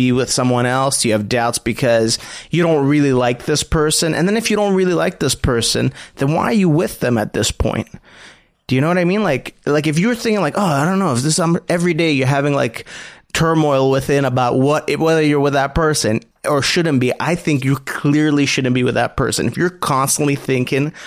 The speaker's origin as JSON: {"language": "English", "town": "Montreal", "region": "Quebec", "country": "Canada", "tie": "born or raised there", "said": "growing up in Montreal, I had a lot of Italian Greek friends"}